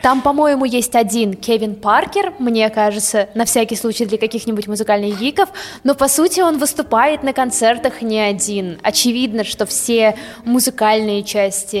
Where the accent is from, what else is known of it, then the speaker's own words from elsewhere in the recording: Russia; мы из России